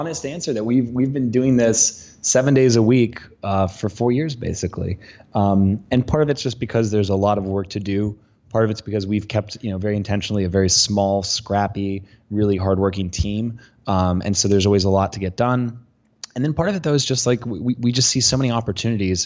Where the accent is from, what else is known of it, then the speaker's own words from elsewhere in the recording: Colorado, United States; I'm from Colorado. I've been wearing cowboy boots since I was a kid.